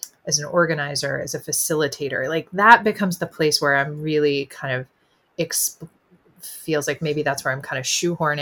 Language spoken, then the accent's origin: English; the South, United States; being a Southerner and kind of my working class family roots